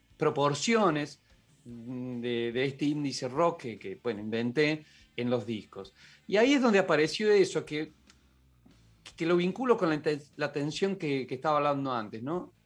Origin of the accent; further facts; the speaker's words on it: Córdoba, Argentina; yo soy cordobés